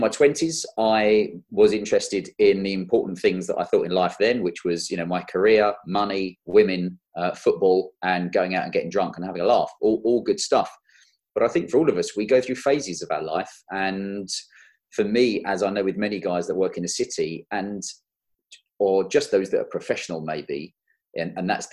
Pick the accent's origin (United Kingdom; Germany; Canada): United Kingdom; London; moved away as an adult; also born or lived in Kent; now in Cotswolds, United Kingdom; I'm a London boy. I was born and bred in South London and down in Kent